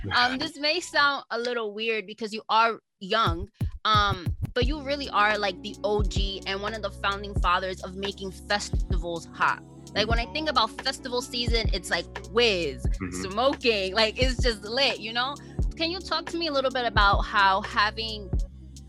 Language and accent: English; Paterson, New Jersey, United States; I grew up in Paterson, New Jersey, which is like an inner city, is a hood. And then my parents moved me to a suburb in New Jersey.